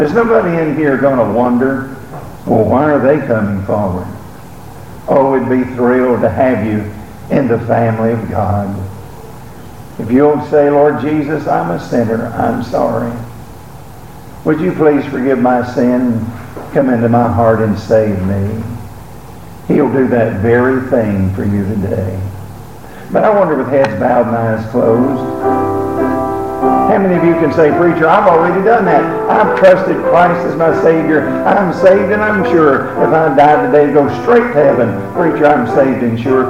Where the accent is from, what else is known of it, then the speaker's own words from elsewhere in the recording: Alabama, United States; moved away; I was from Alabama